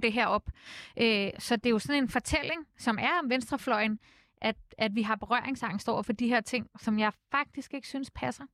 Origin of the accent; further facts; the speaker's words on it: Copenhagen, Capital Region of Denmark, Denmark; der hvor jeg voksede op på Nørrebro